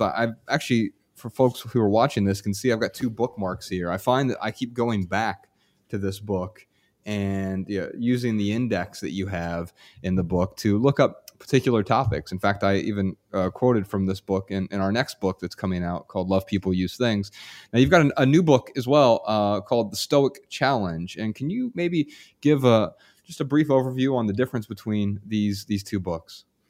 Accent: Dayton, Ohio, United States; in my hometown right now, Dayton, Ohio

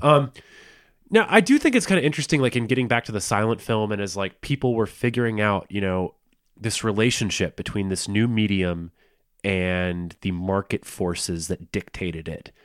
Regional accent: the South, United States; I'm from the South, and my both my family parents' families are from the South

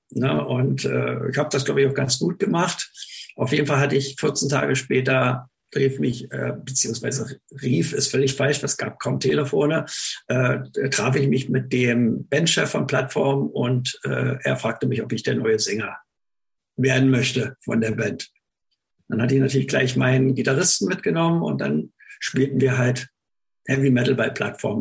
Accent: Berlin area, Germany; ich bin ja im Berliner Raum aufgewachsen

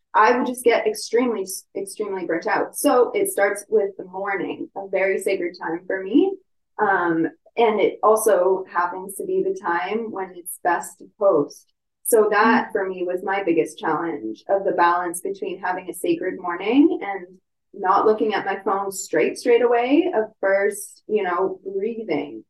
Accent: Ontario, Canada; moved away; I'm from Ontario originally.

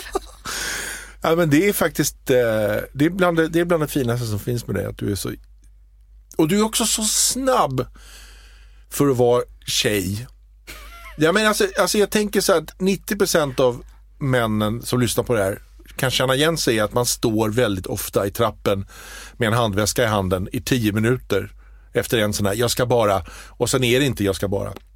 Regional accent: Småland, Sweden; jag är ju smålänning

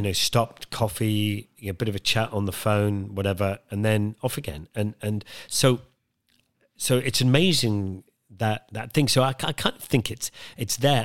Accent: Wicklow Mountains, Leinster, Ireland; I grew up in Ireland, in the, up in the Wicklow Mountains, just behind Dublin

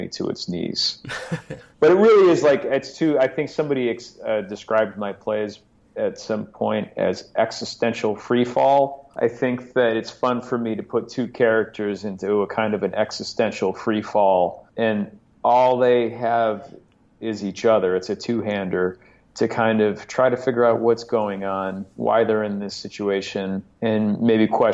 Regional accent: Chicago, Illinois, United States; now in New York, United States; I grew up in Chicago

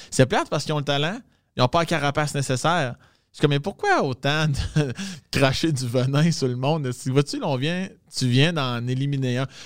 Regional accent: Quebec, Canada; accent: Quebec; Non, tabarnak, mon accent. Je viens pas de. Tu Sag... je choses qui sont plus fortes au Saguenay, euh, la Beauce, la Gaspésie, là, mais je suis comme, moi, je viens de la rive sud de Québec.

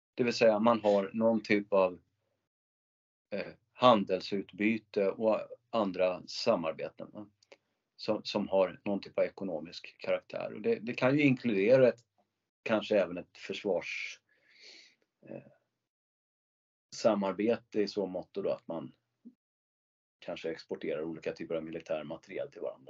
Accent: Sweden; som svensk

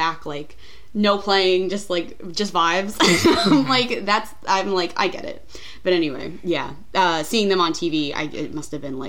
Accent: New York, United States; I'm from New York

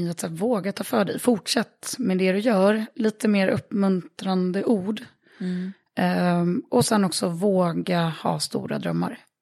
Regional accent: Örebro, Örebro County, Sweden; när jag växte upp i Örebro

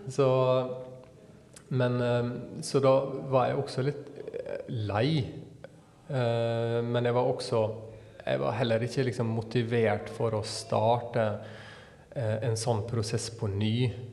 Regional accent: Sunnmøre, Møre og Romsdal, Norway; hvor jeg kommer ifra, ifra Sunnmøre

